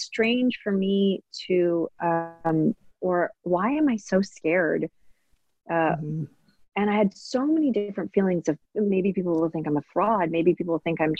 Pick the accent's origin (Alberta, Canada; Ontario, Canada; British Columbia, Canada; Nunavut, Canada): British Columbia, Canada; Maple Ridge; also born or lived in Hong Kong; I mainly grew up in very white neighborhoods. So I grew up in Maple Ridge and in Canada